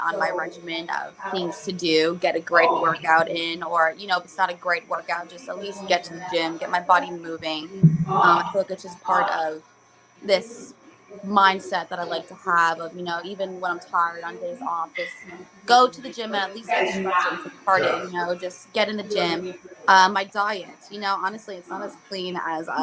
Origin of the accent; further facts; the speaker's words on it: Elmwood Park, New Jersey, United States; moved away as an adult; also born or lived in Morristown, New Jersey / Orlando, Florida; now in Florida, United States; moved to Elmwood Park when I was about 4 years old